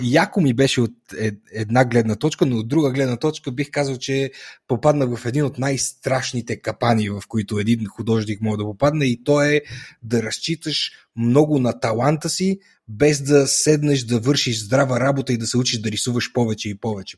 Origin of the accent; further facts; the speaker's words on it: Etropole, Sofia Province, Bulgaria; also born or lived in Pravets; от моя роден град, от Етрополе